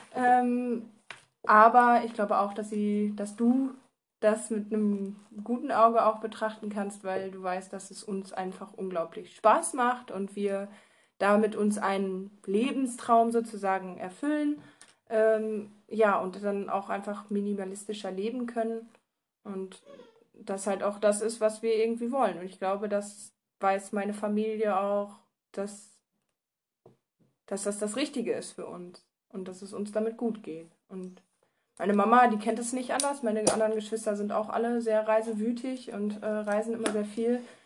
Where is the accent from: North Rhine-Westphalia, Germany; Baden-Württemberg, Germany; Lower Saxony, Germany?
Lower Saxony, Germany; Bad Laer; also born or lived in near Osnabrück; ich komme halt aus dem Landkreis, aus einem Dörfchen, was Bad La heißt.